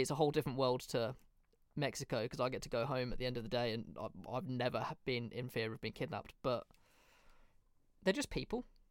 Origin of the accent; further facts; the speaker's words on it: Birmingham, West Midlands, United Kingdom; not really where I grew up, but kind of where I grew up in Birmingham